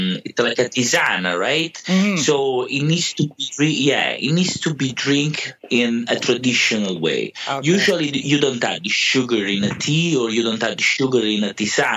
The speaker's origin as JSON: {"language": "English", "town": "Scafati", "region": "Campania", "country": "Italy", "second_language": "English", "moved": "yes", "lives_now": "North America", "said": "I'm Italian. Come from a city called Scafati, very close to Pompeii and to Naples as well."}